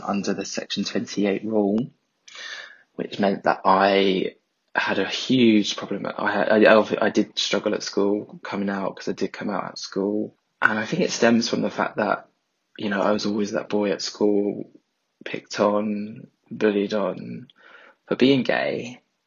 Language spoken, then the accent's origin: English; London, United Kingdom; I'm from South East London